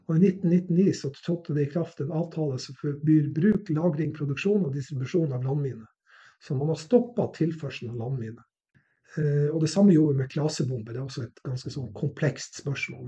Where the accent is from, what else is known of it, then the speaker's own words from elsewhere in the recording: Narvik, Nordland, Norway; jeg vokste opp i Narvik, som var plass under krigen